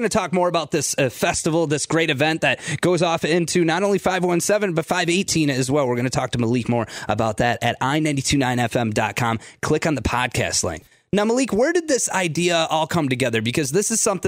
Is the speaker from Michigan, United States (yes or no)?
yes; Flint, Michigan, United States; moved away as an adult; now in Lansing, United States; I come from Flint